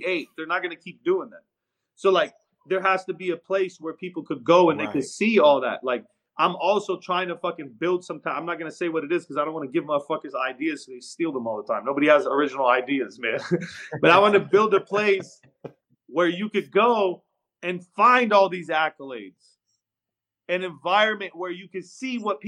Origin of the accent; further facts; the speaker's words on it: West Coast, United States; I'm from the West.